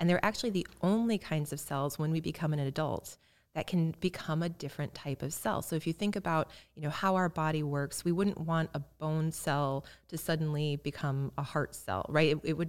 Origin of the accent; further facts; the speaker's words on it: Illinois, United States; I grew up in Central Illinois, and I don't think we had a health food store.